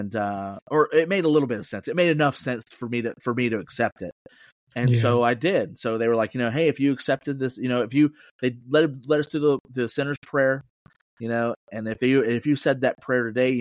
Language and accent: English; Plant City, Florida, United States; now in Lakeland, United States; I was born and raised in Plant City, Florida.